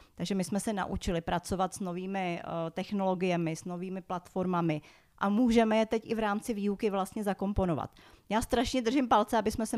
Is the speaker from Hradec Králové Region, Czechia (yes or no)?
no; Prague, Czechia; Já jsem přímo z Prahy, takže já jsem se v Praze narodila, žiju tady celý život.